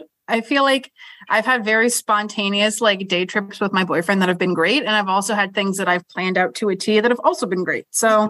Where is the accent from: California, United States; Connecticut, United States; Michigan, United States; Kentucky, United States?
Connecticut, United States; Southern; I grew up in Southern Connecticut and we are much closer to New York than we are to Boston.